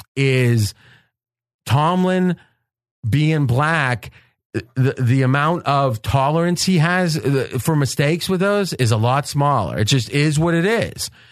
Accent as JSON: {"language": "English", "area": "across the river from Pittsburgh", "region": "Ohio", "country": "United States", "tie": "born or raised there", "accent": "Pittsburgh", "moved": "yes", "said": "I go back home around Pittsburgh most Christmases. I grew up in Ohio, but right across the river"}